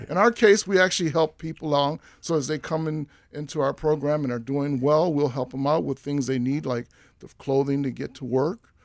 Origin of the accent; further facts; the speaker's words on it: Washington, District of Columbia, United States; moved away as an adult; now in Minnesota, United States; I'm from Washington, D C originally